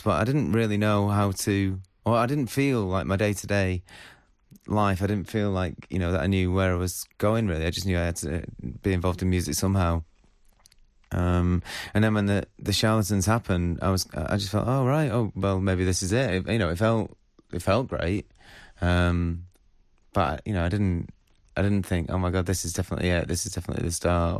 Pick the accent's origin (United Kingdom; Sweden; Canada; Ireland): United Kingdom; Northwich, North West England; also born or lived in Salford; I grew up in Northwich